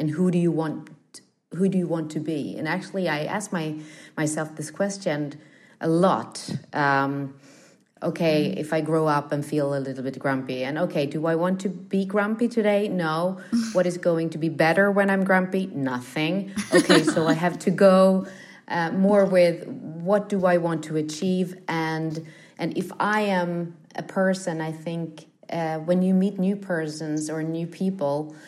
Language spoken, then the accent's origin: English; Stockholm, Stockholm County, Sweden; I grew up in the Studio One at the TV house here in Stockholm